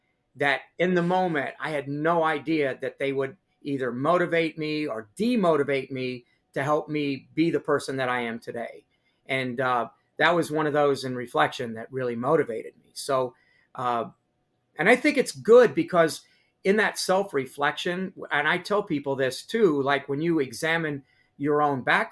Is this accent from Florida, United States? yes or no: no; Higginsville, Missouri, United States; my hometown of Higginsville